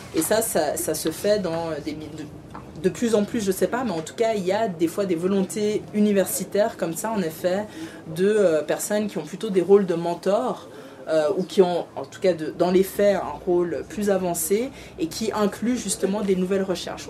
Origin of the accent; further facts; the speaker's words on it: Riviera, Vaud, Switzerland; elle est de ma région, on est de la Riviera